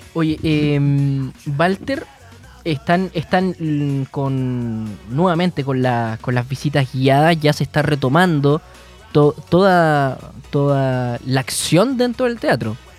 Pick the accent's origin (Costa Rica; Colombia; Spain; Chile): Chile; Punta Arenas, Magallanes and Chilean Antarctica; now in Concepción, Chile; Nosotros, nosotros somos de Punta Arenas, eh, estamos hace ya un tiempo en, Concepción